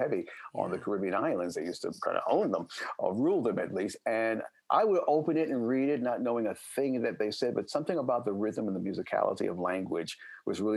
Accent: New York City, New York, United States; moved away; I'm a native New Yorker, born and raised

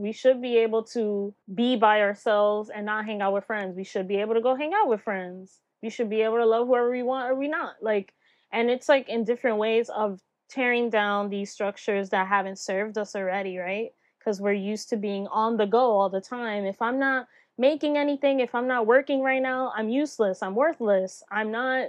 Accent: New York, United States; And here growing up in New York, you know, Latinas, like you just mentioned, it was like the …'s, we had the …'s, the …'s, and none of them were Black, you know?

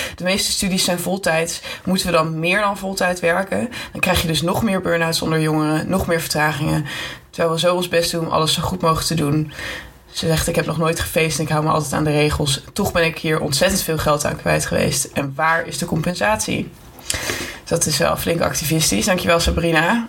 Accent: Amsterdam, North Holland, Netherlands; now in Utrecht, Netherlands; ik kom wel uit Amsterdam

